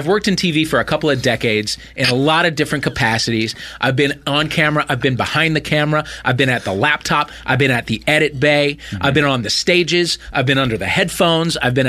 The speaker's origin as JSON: {"language": "English", "region": "Midwest", "country": "United States", "tie": "born or raised there", "moved": "yes", "said": "I grew up in the Midwest"}